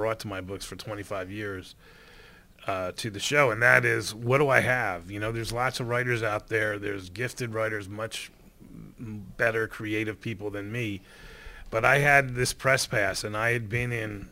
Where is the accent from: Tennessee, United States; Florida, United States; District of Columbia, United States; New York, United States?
Florida, United States; Fort Lauderdale; moved away as an adult; now in Los Angeles, United States; when I was in Fort Lauderdale working for my hometown paper